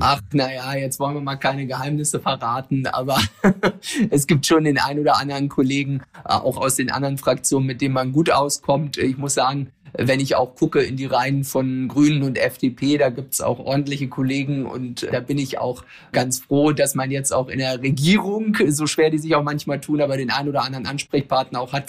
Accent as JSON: {"language": "German", "town": "Ueckermünde", "region": "Mecklenburg-Vorpommern", "country": "Germany", "tie": "born or raised there", "said": "meine Heimatregion"}